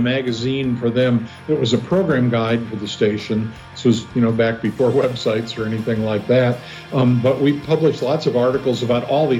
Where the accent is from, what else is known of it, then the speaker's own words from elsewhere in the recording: Chardon, Ohio, United States; moved away as an adult; now in Cincinnati, United States; I grew up in a little town called Chardon, Ohio, east of Cleveland.